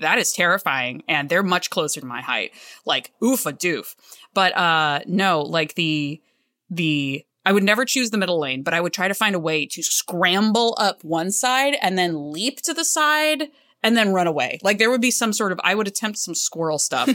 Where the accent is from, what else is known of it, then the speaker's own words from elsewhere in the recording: the South, United States; moved away; also born or lived in Cleveland, Ohio; I grew up in the South